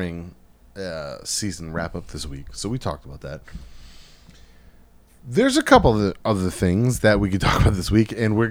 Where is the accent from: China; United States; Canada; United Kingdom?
United States; Rhode Island; we are from Rhode Island